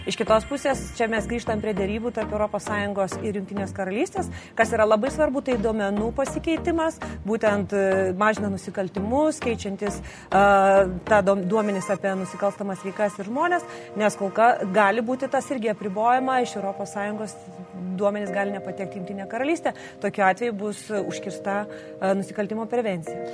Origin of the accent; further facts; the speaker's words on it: Lithuania; kaip lietuviai